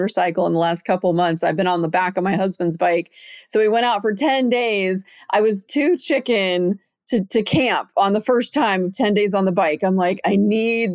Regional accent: Arizona, the West, United States; also born or lived in Montana; I was born in Arizona and grew up out west and lived in Montana.

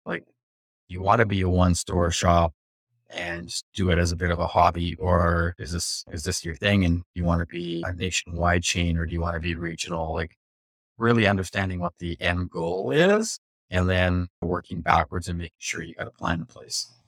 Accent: West Coast, United States; Growing up on the West Coast

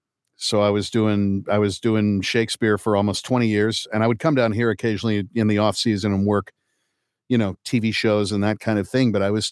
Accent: Kokomo, Indiana, United States; also born or lived in New York; I was born at Manhattan Lying In Hospital and lived in Lincoln Towers until I was two. So right off of West End there, and then moved to Kokomo, Indiana.

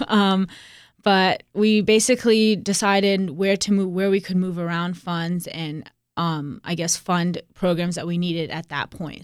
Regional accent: Raleigh, North Carolina, United States; Raleigh is my hometown

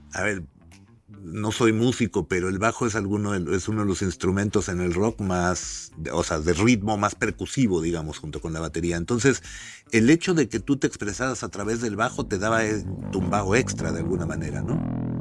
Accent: Mexico; como decimos en México

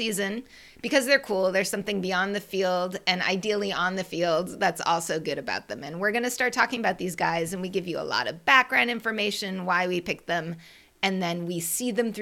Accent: Boston, Massachusetts, United States; That's my hometown

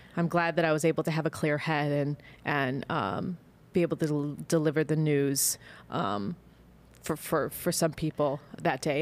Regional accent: Chicago, Illinois, United States; I'm from Chicago. I grew up during the Jordan era

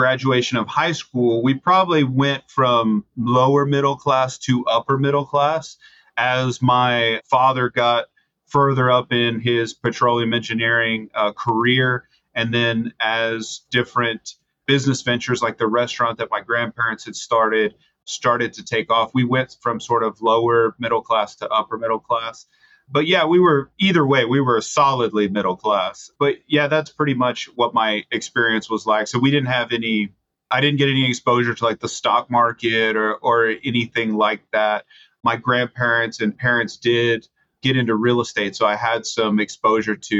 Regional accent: Bishop, Texas, United States; now in College Station, United States; So I grew up in South Texas, in a town called Bishop, Texas, small town, Bishop Badger

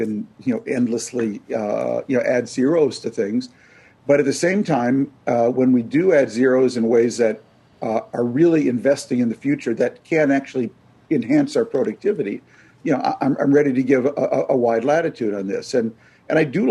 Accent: Minneapolis, Minnesota, United States; my hometown of Minneapolis

